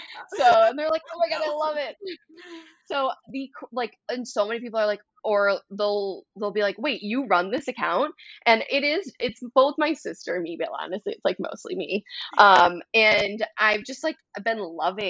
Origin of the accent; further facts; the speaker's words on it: Wisconsin, United States; I'm from Wisconsin